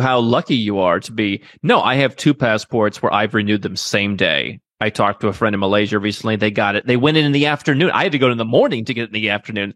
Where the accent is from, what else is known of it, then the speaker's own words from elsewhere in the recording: Cleveland, Ohio, United States; moved away as an adult; I grew up in Cleveland